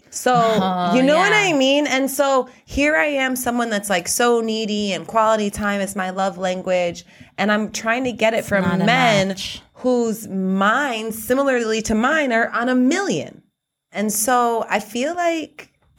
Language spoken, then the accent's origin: English; Chicago, Illinois, United States; I'm from Chicago.